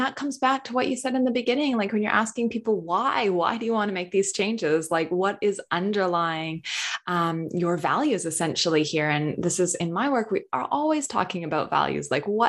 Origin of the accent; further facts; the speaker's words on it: United States; Because I am from North America, so I don't know if you guys had it in Australia, but the Got Milk campaign, I grew up with all these celebrities having a milk mustache